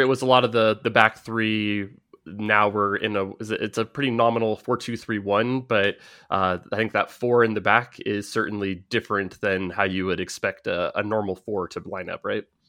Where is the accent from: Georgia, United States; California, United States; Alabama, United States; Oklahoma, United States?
California, United States; Bay Area; growing up in the Bay Area